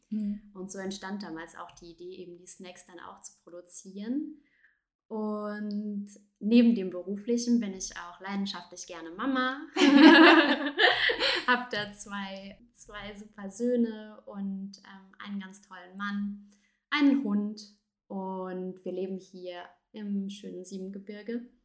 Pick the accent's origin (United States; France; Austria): France; southern France; Ich bin in, bin in Frankreich tatsächlich geboren. Ja. Ähm, meine Eltern waren damals beruf, aus beruflichen Gründen in Frankreich. Und ich bin tatsächlich in Südfrankreich geboren und auch groß geworden.